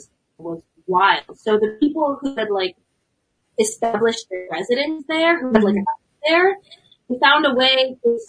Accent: San Diego, California, United States; moved away; I'm from San Ysidro, which is a suburb, if you can call it that, of San Diego.

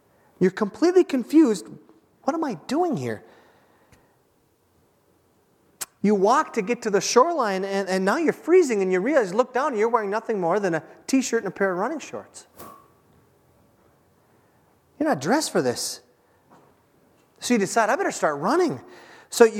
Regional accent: Minnesota, United States; we're from Minnesota

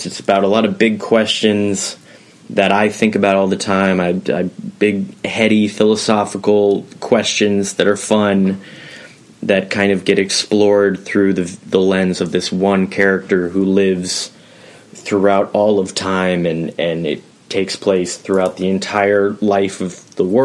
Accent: Portland, Oregon, United States; I'm from Portland, Oregon

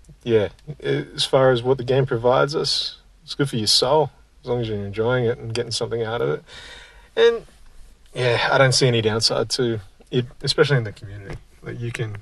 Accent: Kununurra, Western Australia, Australia; now in Brisbane, Australia; I'm also an Indigenous Australian. And up in Kununurra, that's what you do.

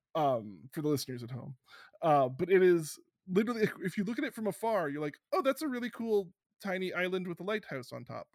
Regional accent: Canada; I'm so Canadian

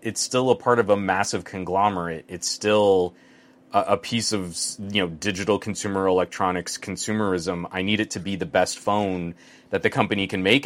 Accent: New Mexico, United States; now in Southern California, United States; growing up in New Mexico.

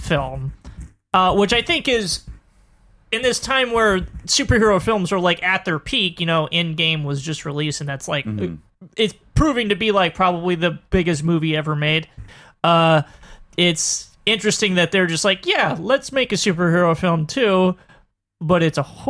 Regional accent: Mississippi, United States; moved away; also born or lived in Chicago; I'm from Mississippi

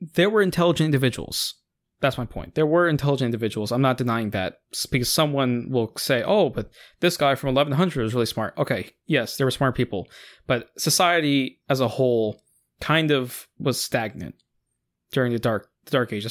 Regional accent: United States

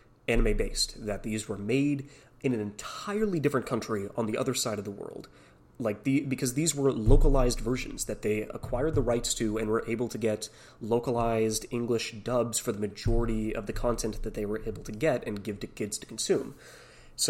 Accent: Canada; a Canadian kid, born and raised

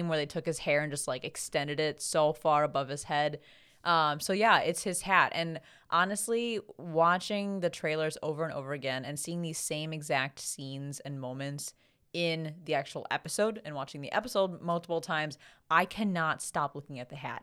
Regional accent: United States; as an American

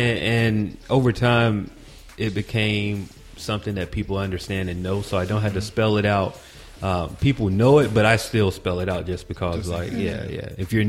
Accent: Atlanta, Georgia, United States; born there; Well, I was born in Atlanta, man, but I came back to Atlanta for college, and so I've been there since 2002.

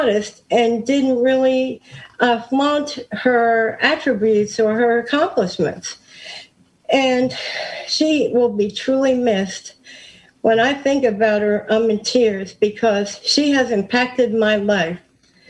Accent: New York, United States; now in Maryland, United States; I'm originally from New York

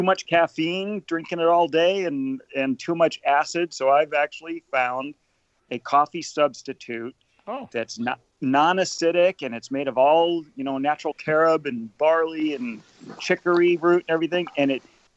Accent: Detroit, Michigan, United States; I grew up partially outside the Detroit area

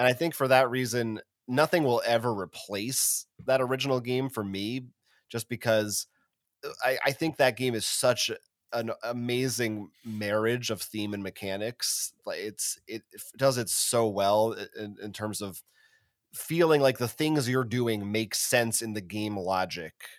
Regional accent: United States; as an American

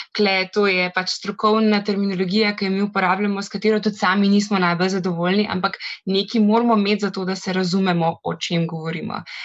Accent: Ljubljana, Slovenia; Jaz sem drugač iz Ljubljana, za Slovenijo, veliko mesto

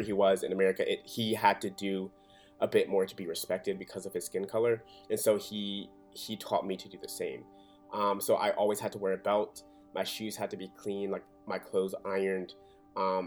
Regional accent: Atlanta, Georgia, United States; also born or lived in Birmingham, Alabama; I was born in Birmingham, Alabama, and I moved to Atlanta, Georgia when I was 3 years old, and that is where I was raised

